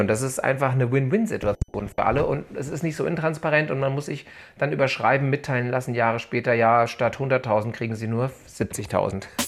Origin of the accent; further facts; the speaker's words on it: Hanau, Hesse, Germany; ich bin geboren in der Gebrüder Grimm Hanau, bin hier äh, mehrheitlich aufgewachsen und lebe hier in der Nähe von Frankfurt am Main